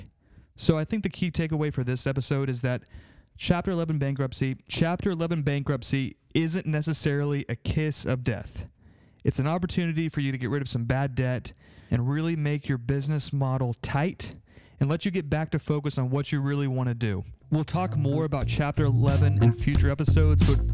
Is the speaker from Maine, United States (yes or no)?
no; Austin, Texas, United States; I'm from Austin, Texas